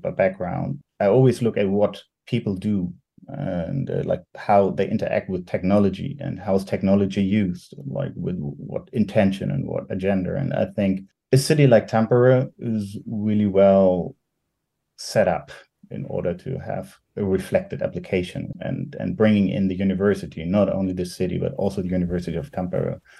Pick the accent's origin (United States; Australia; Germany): Germany; I'm from Germany